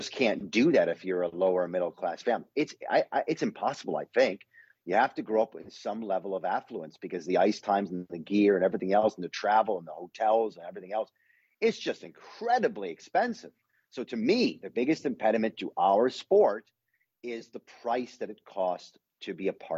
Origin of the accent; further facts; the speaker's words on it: Detroit, Michigan, United States; I grew up in Detroit